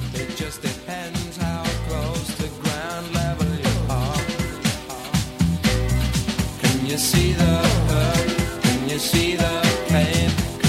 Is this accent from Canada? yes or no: no; England, United Kingdom; we are English.